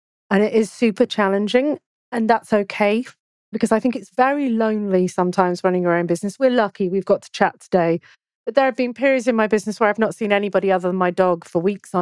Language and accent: English; United Kingdom; I'm British